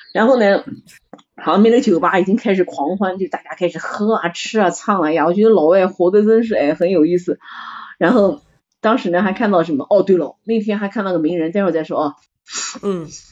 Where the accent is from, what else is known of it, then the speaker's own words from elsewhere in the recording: China; 我们中国人